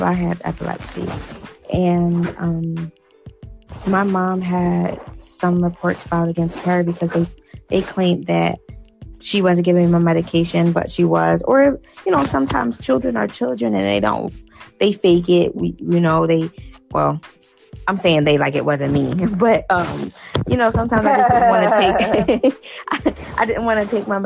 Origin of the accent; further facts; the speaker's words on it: Philadelphia, Pennsylvania, United States; I'm from Philly, but I don't live in Philly. I live, like, in the, like, outside of Philly